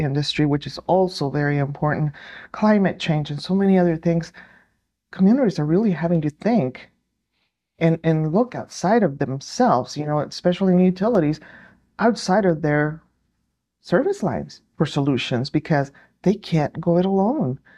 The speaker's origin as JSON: {"language": "English", "region": "New Mexico", "country": "United States", "said": "I am from New Mexico"}